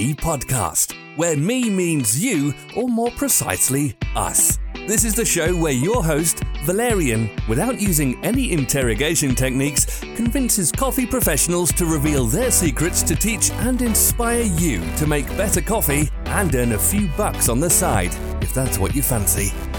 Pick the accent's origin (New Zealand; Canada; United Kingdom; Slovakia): Slovakia; Slovakia, my home country